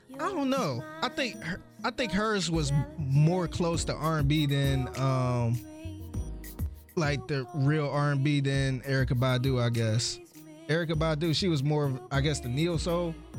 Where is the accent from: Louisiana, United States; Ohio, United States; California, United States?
Ohio, United States; Cleveland; I'm from Cleveland. I'm a … fan